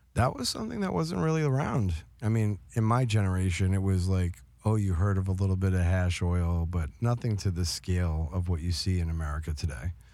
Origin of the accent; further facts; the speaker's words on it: New York, United States; I grew up in New York